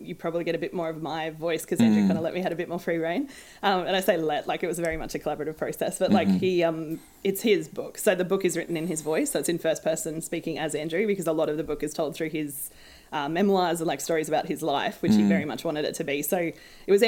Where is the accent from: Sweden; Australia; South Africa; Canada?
Australia; as an Australian